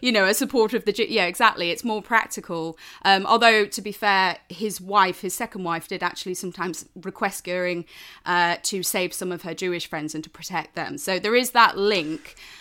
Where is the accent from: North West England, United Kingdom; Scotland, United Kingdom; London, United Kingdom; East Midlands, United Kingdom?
East Midlands, United Kingdom; Lincolnshire; I'm from Lincolnshire. And, um, as a result, you know, I grew up just outside of R A F Waddington.